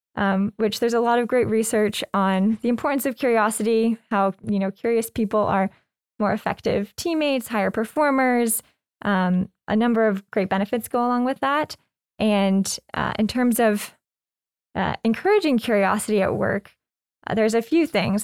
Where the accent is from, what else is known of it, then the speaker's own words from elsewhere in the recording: Lexington, Kentucky, United States; moved away as an adult; also born or lived in New York / California / England; I was born and raised in Lexington